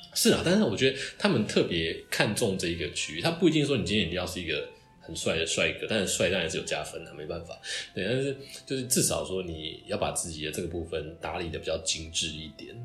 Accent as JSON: {"language": "Chinese", "country": "Taiwan", "first_language": "Chinese", "said": "我们台湾人"}